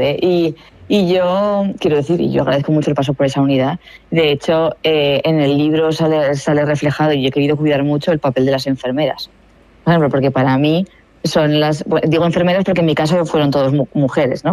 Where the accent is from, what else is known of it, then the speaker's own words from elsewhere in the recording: Aragon, Spain; soy de Aragón